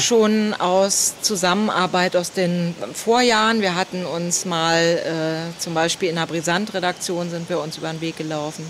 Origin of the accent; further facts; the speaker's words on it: Berlin, Germany; ich bin Berlinerin